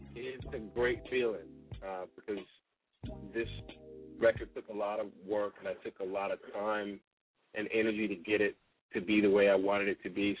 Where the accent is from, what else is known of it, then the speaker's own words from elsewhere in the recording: East Coast, United States; now in Bay Area, United States; I'm from the East Coast